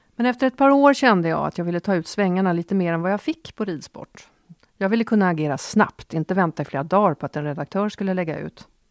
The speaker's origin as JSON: {"language": "Swedish", "town": "Åkersberga", "region": "Stockholm County", "country": "Sweden", "tie": "born or raised there", "said": "jag växte upp i Åkersberga på 70-talet"}